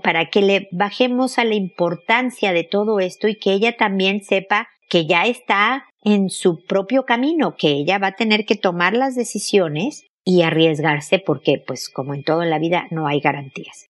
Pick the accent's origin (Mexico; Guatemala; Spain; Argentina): Mexico; now in Chile; mexicana viviendo en Chile, como yo